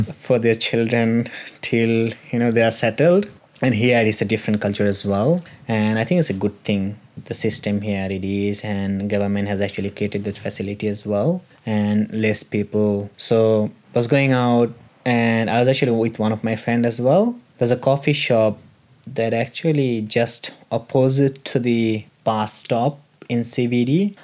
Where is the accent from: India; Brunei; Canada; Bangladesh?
Bangladesh; moved away as an adult; now in Tasmania, Australia; i was studying back in my home country at university